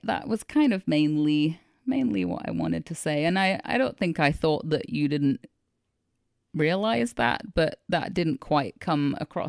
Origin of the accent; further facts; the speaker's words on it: United Kingdom; I'm allowed to say that because yes, I'm British.